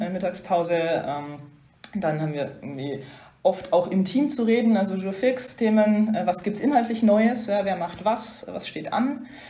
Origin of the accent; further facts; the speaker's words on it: Upper Franconia, Bavaria, Germany; moved away as an adult; now in Brussels, Belgium; ich komme ja aus der Gegend, äh, wie man hört. Ähm, bin ursprünglich aus Oberfranken, gar nicht so weit weg von Bayreuth aufgewachsen